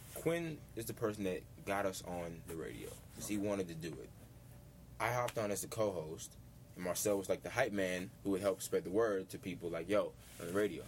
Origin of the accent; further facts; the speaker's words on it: Washington, District of Columbia, United States; in the city that, that kind of raised me, and the place that I, I call home